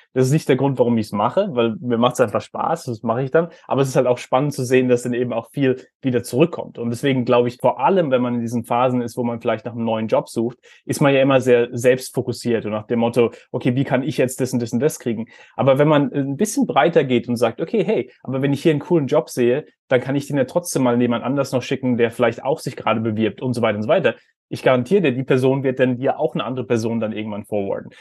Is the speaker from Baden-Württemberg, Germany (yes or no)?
yes; Heidelberg, Baden-Württemberg, Germany; ich bin in Heidelberg aufgewachsen